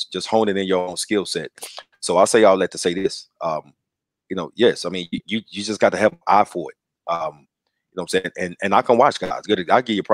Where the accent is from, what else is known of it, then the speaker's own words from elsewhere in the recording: Dallas, Texas, United States; I grew up in West Dallas, you know, in the project.